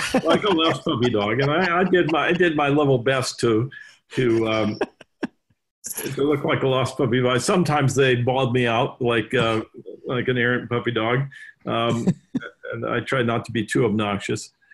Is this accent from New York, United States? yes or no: no; Los Angeles, California, United States; also born or lived in Evanston, Illinois; born and raised in Los Angeles